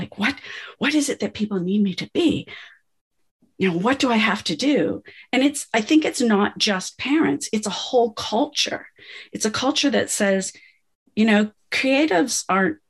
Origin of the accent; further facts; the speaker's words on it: United States; I come from the States.